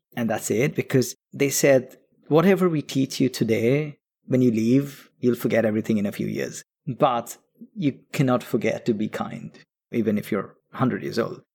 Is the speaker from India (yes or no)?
yes; Kolkata, West Bengal, India; moved away; also born or lived in London; we grew up together in Calcutta, which is in east of India.